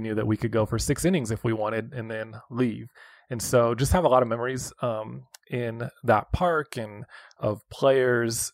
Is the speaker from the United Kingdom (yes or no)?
no; West Coast, United States; moved away as an adult; also born or lived in Hutchinson, Kansas; now in Kansas City, United States; I grew up on the West Coast